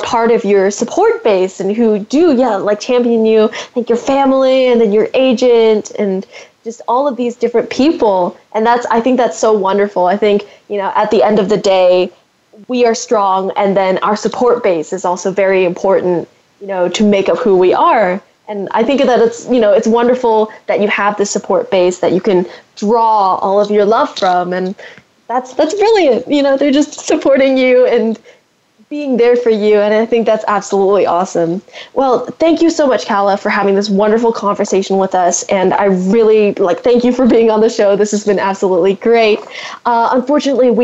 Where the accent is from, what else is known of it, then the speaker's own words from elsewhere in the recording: San Francisco Bay Area, California, United States; I'm from the San Francisco Bay Area as well